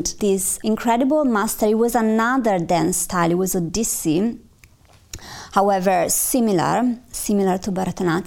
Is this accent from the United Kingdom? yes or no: no; Milan, Lombardy, Italy; I'm from Milano